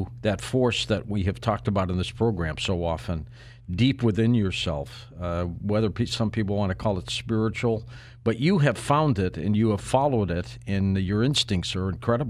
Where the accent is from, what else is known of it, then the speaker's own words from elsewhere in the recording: Detroit, Michigan, United States; I grew up in Detroit